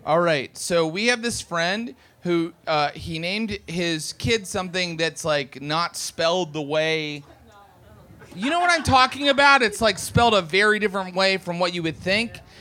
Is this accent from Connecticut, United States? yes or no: no; West Virginia, United States; now in Los Angeles, United States; I'm from West Virginia